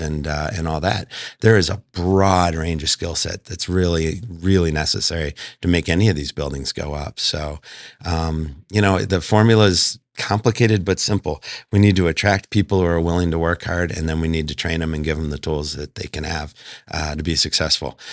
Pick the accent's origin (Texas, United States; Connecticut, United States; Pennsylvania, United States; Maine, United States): Pennsylvania, United States; outside of Philadelphia; moved away as an adult; also born or lived in Buffalo, New York; now in Las Vegas, United States; I'm actually from Buffalo, New York originally, grew up outside of Philadelphia